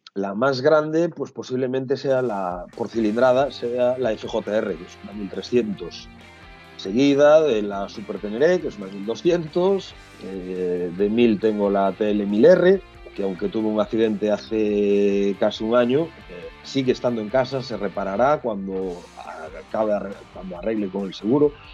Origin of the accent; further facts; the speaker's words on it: Galicia, Spain; que va a venir a Galicia, y vamos a salir desde mi pueblo